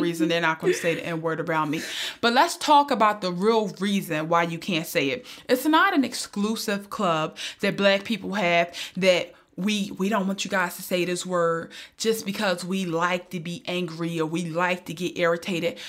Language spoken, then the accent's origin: English; Philadelphia, Pennsylvania, United States; I'm from North Philly